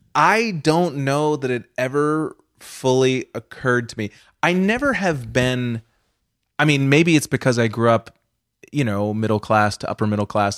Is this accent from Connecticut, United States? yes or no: no; outside of Boston, Massachusetts, United States; I grew up outside of Boston in, uh, Massachusetts